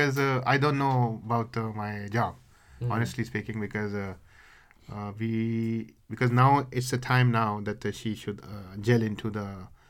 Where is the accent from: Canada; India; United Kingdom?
India; first language Hindi; English is a second language; moved away as an adult; now in South Korea; if I have to relocate back to India